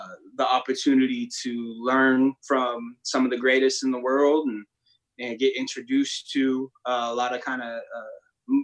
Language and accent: English; San Diego, California, United States; also born or lived in Sparks, Nevada / Reno, Nevada; now in Los Angeles, United States; I'm originally from San Diego